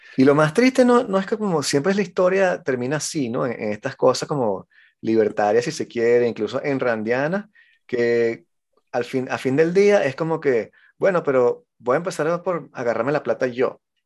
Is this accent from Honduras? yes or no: no; Venezuela; yo vengo de Venezuela